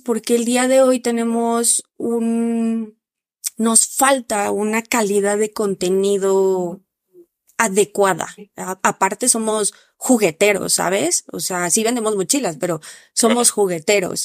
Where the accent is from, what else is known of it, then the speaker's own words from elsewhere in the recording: Mexico; en México no estábamos tan preparados